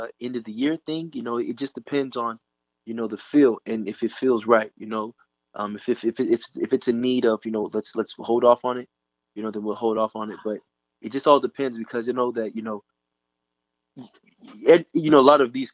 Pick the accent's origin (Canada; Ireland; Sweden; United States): United States; Dallas, Texas; I'm from the Dallas area.